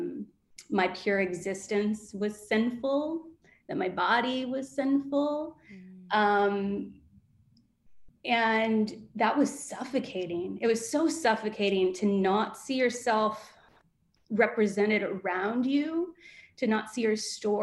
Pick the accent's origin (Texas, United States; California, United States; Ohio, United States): Ohio, United States; Southern; moved away; I grew up in Southern Ohio, very conservative background